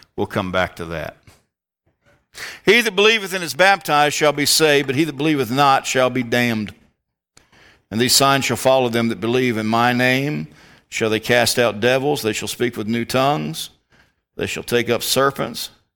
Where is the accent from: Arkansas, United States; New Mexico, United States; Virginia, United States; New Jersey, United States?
Virginia, United States; Richmond; moved away; I come from the Richmond, Central Virginia area